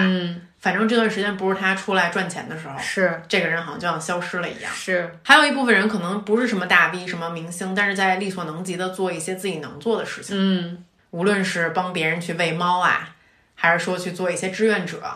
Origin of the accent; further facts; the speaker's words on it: China; moved away as an adult; also born or lived in United Kingdom; 我都是出生在一个典型的中国的一个中产阶级的一个家庭，嗯。然后在一大城市长大